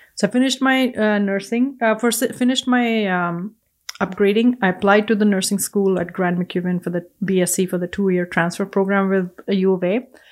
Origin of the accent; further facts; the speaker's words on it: India; English is a second language; moved away as an adult; now in Edmonton, Canada; growing up in India